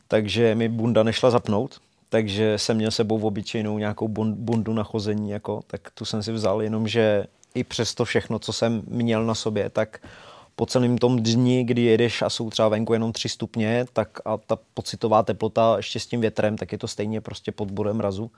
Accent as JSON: {"language": "Czech", "region": "Bohemia", "country": "Czechia", "said": "jsem z Čech"}